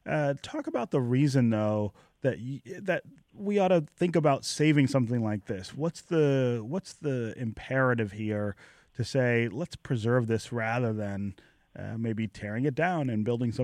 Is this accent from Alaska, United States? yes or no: no; Detroit, Michigan, United States; so I grew up here in Detroit, and I can remember taking trains from Michigan Central Station up until the point when I was a freshman in college